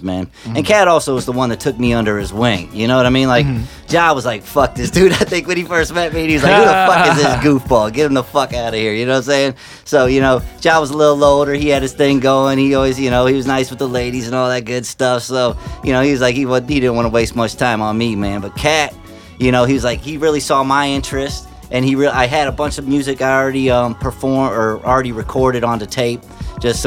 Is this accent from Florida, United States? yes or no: no; Myrtle Beach, South Carolina, United States; moved away as an adult; now in St. Louis, United States; I grew up in Myrtle Beach, South Carolina. A lot of people don't know that, but I spent most of my high school, middle school there